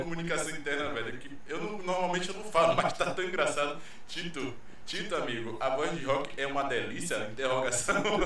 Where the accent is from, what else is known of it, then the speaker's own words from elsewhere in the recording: Pará, Brazil; Eu sou paraense